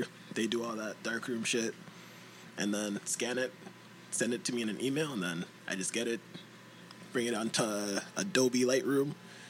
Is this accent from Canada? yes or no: yes; Toronto, Ontario, Canada; now in Mississauga, Canada; So I was born in Scarborough.